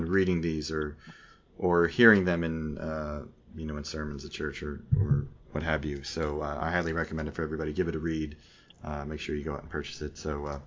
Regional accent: Bradley Beach, New Jersey, United States; also born or lived in Newark, New Jersey; I grew up in down in Bradley Beach

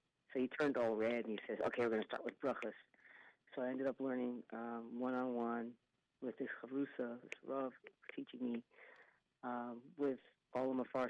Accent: San Diego, California, United States; moved away as an adult; also born or lived in New York / Bonham, Texas; now in Palestine, Texas, United States; I was born in New York, moved young to California, grew up in San Diego, Ocean Beach, California.

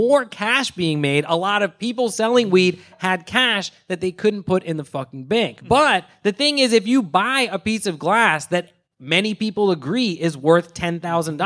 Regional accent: Philadelphia, Pennsylvania, United States; I'm from Philadelphia

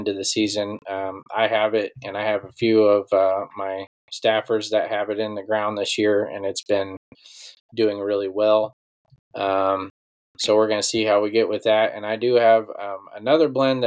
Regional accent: Iowa, United States; it's basically my hometown crowd there

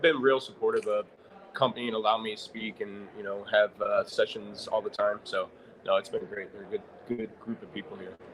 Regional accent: St. Louis, Missouri, United States; moved away as an adult; now in Olathe, United States; I grew up in St. Louis, so we moved to Olathe, Kansas, what, 16, 17 years ago

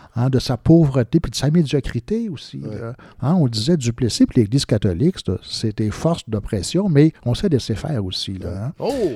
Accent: Quebec, Canada; nous, là, les Québécois

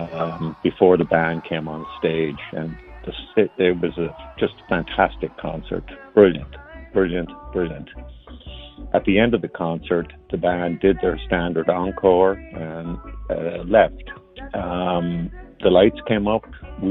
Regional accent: Dublin, Leinster, Ireland; now in Oakland, United States; I'm from Oakland, California, originally from Dublin, Ireland.

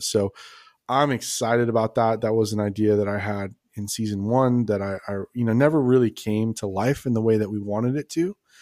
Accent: Los Angeles, California, United States; moved away as an adult; also born or lived in Las Vegas / San Diego; now in Texas, United States; grew up in Los Angeles

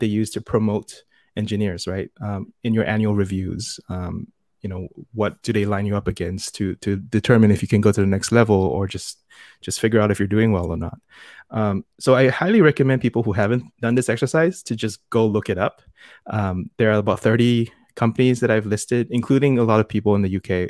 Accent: Singapore; also born or lived in United States; I am born and raised in Singapore, where I am right now

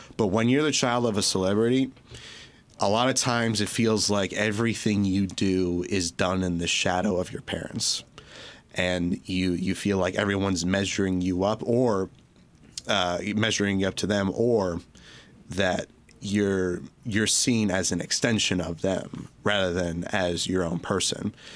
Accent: Orchard Lake, Michigan, United States; I grew up in, uh, right near here in a little place called Orchard Lake.

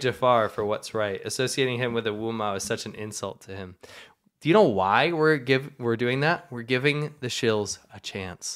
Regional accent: United States; I'm American.

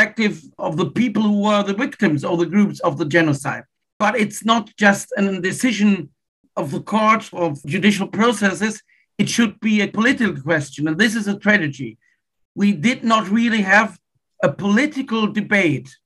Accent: Wuppertal, North Rhine-Westphalia, Germany; my hometown, Wuppertal.

